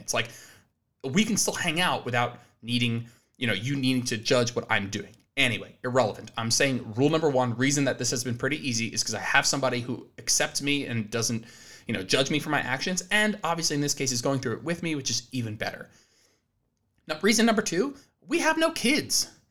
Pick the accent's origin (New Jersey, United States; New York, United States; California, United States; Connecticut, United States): New Jersey, United States; moved away as an adult; now in Austin, Texas, United States; We're originally both from New Jersey